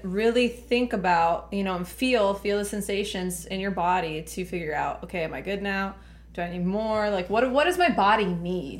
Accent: Laredo, Texas, United States; I was born and raised in Laredo

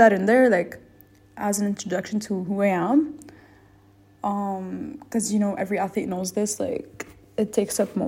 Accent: Lebanon; also born or lived in United States; I'm from Lebanon. I grew up here and I was I lived here my whole life

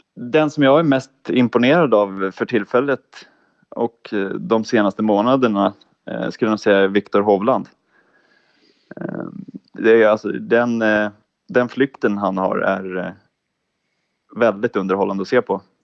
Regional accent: Täby, Stockholm County, Sweden; moved away as an adult; also born or lived in Ludvika; now in Jönköping, Sweden; jag är ursprungligen från Täby

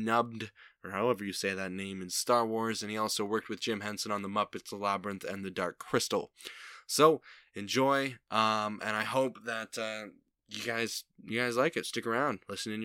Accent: Niagara Falls, Ontario, Canada; Niagara Falls, my hometown

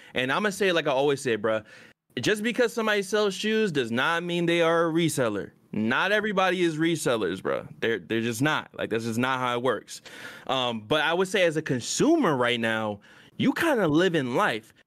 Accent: Virginia, United States; I'm from V

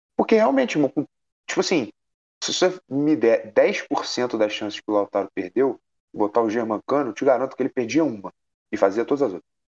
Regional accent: Brazil; a gente é brasileiro

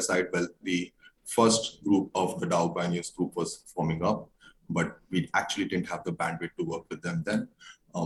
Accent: India; I'm from an Indian community

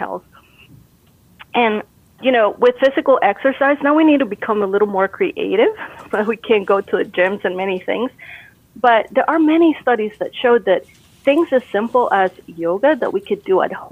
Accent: Costa Rica; moved away; I'm originally from Costa Rica.

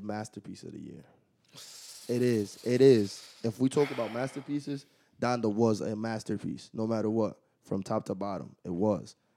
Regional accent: Waterbury, Connecticut, United States; Big Waterbury, Connecticut

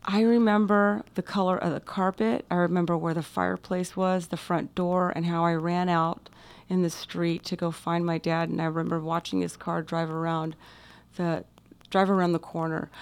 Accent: Coronado, California, United States; also born or lived in Orange County, California; we grew up in Coronado

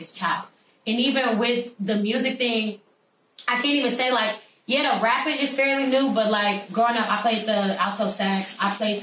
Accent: Chicago, Illinois, United States; first language Arabic; English is a second language; I am born and raised in Chicago.

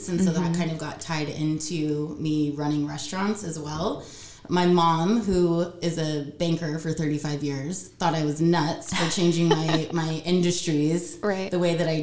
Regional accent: Bellevue, Washington, United States; also born or lived in Seattle, Washington / Los Angeles, California; now in Tacoma, United States; I was born in Seattle on Capitol Hill. I was raised in Bellevue

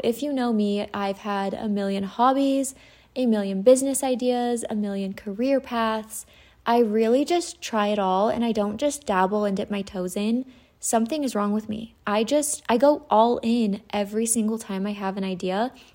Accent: Utah, United States; I'm from Utah. I grew up in Utah.

